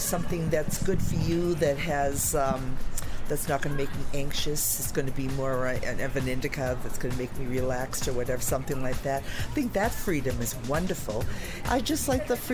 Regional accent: Boston, Massachusetts, United States; moved away as an adult; now in Colorado, United States; I'm originally from Boston. I'm here 3 years

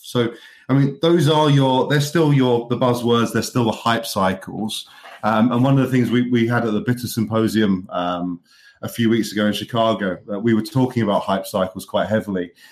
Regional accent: United Kingdom; now in Manchester, United Kingdom; I'm a Brit that also appreciates the American sports.

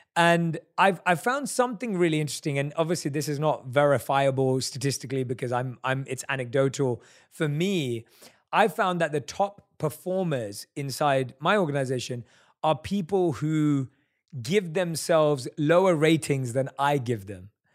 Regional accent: London, United Kingdom; we're both from London

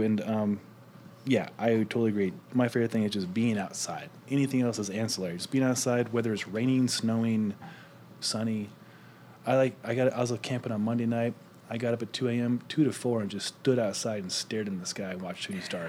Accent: Omaha, Nebraska, United States; now in Colorado, United States; Growing up in Omaha, Nebraska

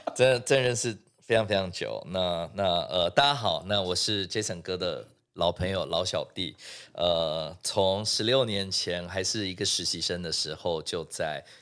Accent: Singapore; moved away as an adult; now in Taiwan; 所以我是在新加坡出生的哦，那，OK，对。在新加坡出生长大

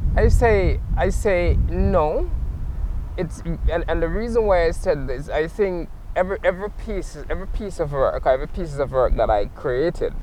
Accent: Jamaica; now in Nova Scotia, Canada; sometimes I'm creating from Jamaica

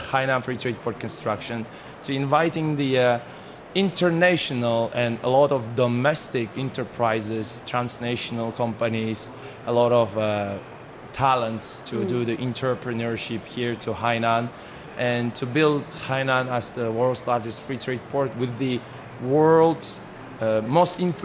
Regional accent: Kazakhstan; moved away as an adult; now in Haikou, China; Even though I'm from Kazakhstan, it's like very far away place

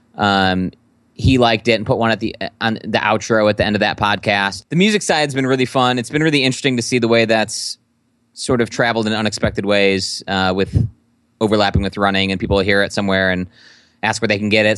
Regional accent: Midwest, United States; a Midwesterner

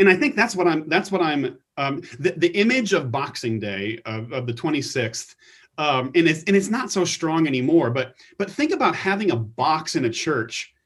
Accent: United States; we're American

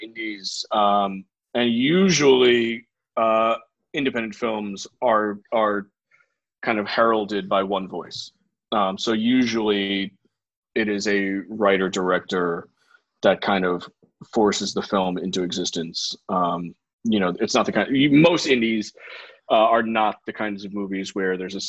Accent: New York City, New York, United States; moved away as an adult; now in Los Angeles, United States; I grew up in New York City

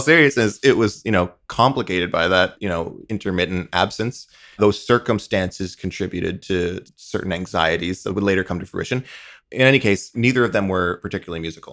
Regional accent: eastern Long Island, New York, United States; born and raised on eastern Long Island, just shy of the Hamptons

